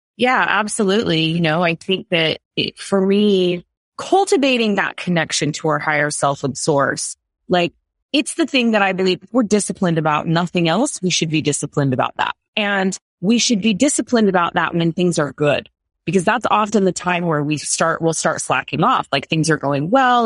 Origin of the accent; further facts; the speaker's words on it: United States; I'm American